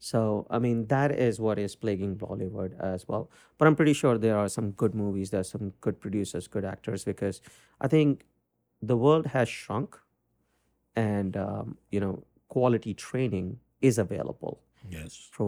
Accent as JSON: {"language": "English", "country": "India", "moved": "yes", "lives_now": "New York, United States", "said": "As an Indian"}